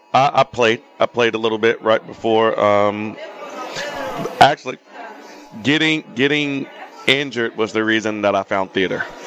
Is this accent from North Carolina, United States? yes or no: yes; North Carolina, United States; we're both from North Carolina